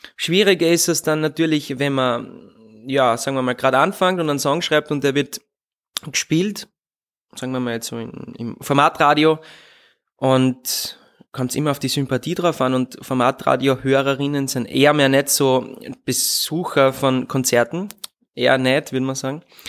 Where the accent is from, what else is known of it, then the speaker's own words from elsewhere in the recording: Leibnitz, Styria, Austria; first language German; ich bin gebürtiger Südsteirer und bin Leibniz zur Schule gegangen